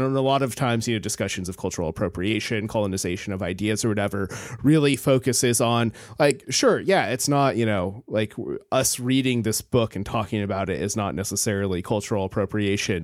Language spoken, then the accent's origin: English; Alaska, United States; I come from Alaska